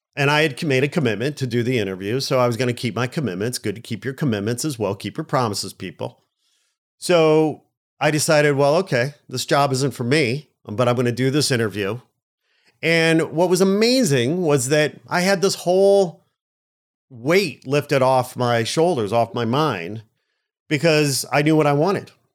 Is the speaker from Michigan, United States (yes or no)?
no; Chicago, Illinois, United States; moved away as an adult; now in Los Angeles, United States; I'm a Midwest Chicago guy